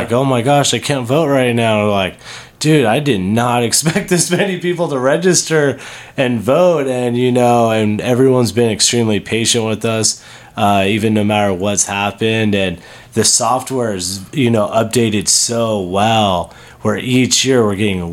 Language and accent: English; Las Vegas, Nevada, United States; born and raised in Vegas